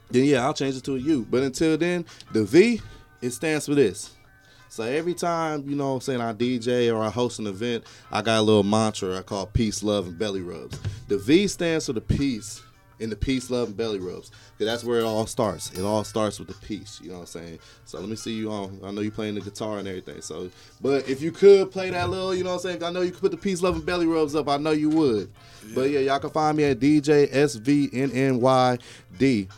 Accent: West Coast, California, United States; moved away as an adult; now in Nashville, United States; I'm from the West Coast

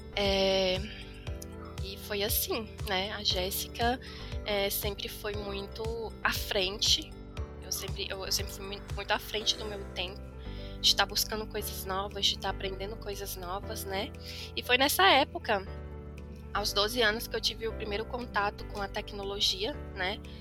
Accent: Brasília, Federal District, Brazil; also born or lived in Formosa, Goiás; Na verdade, eu nasci no Goiás, vim para Brasília com 3 anos, voltei para o Goiás com 12 anos e aos 18 voltei para Brasília novamente

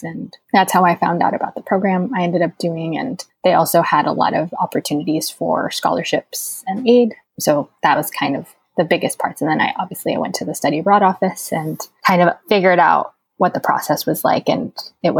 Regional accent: Houston, Texas, United States; I grew up in Houston.

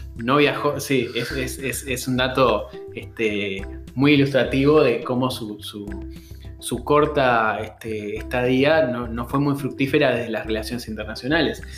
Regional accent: Uruguay

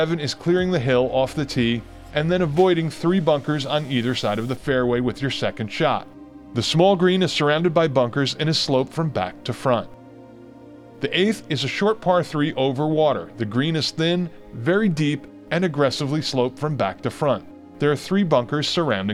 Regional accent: Northeast, United States; now in Southern Pines, United States; many courses I grew up with in the Northeast

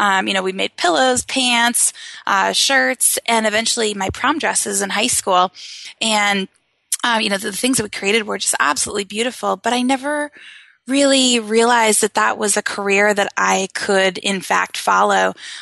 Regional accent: Maine, United States; I'm from Maine, just yes. like you. Yep. And so we bonded over that.

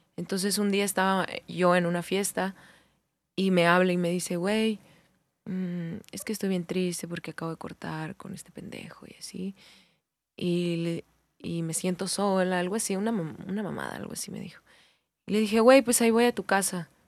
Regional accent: Hermosillo, Sonora, Mexico; soy de Hermosillo

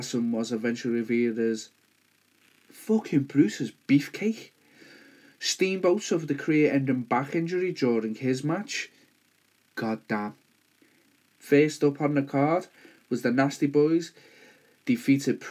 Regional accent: Liverpool, North West England, United Kingdom; accent: Scouse; my rich Scouse accent

